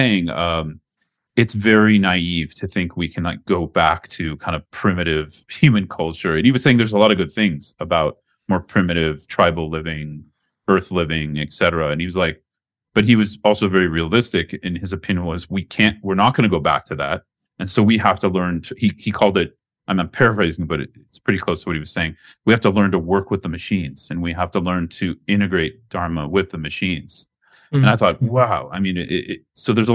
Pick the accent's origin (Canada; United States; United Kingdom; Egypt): United States; moved away as an adult; also born or lived in Mexico; now in Colombia; growing up in the United States